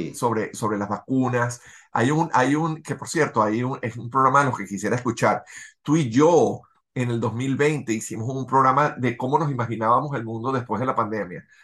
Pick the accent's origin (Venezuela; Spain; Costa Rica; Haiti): Venezuela; now in Los Angeles, United States; nosotros como venezolanos, tú viviendo en, en Miami, yo viviendo en Los Ángeles